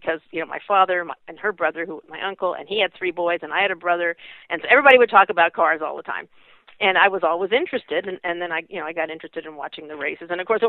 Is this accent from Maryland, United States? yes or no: no; Pasadena, California, United States; I grew up in Southern California, actually in Pasadena. My parents were both born here.